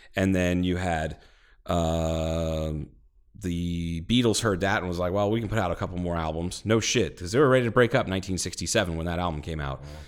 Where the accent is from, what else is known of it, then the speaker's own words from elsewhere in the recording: Ohio, United States; I'm from Ohio